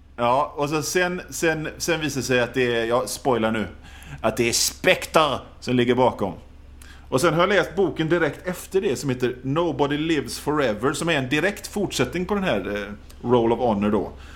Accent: an island outside Gothenburg, Västra Götaland, Sweden; jag är från, från en ö utanför Göteborg

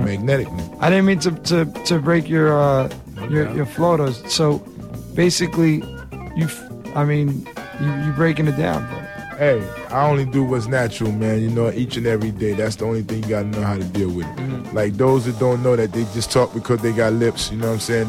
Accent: New York City, New York, United States; also born or lived in Harlem; when I was a kid growing up in the Bronx

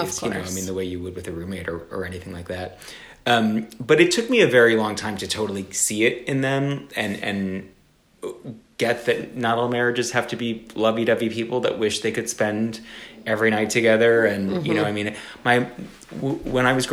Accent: South Florida, United States; I grew up in South Florida

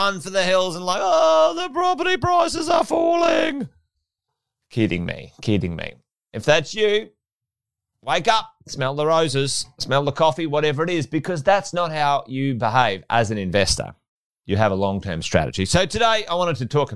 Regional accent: Charters Towers, Queensland, Australia; also born or lived in Pentland; I was born in Charters Towers in Far North Queensland. Grew up in Charters in Pentland

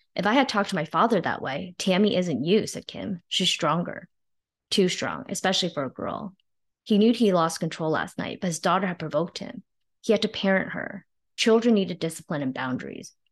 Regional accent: New Jersey, United States; born or raised there; also born or lived in China / Flushing, New York

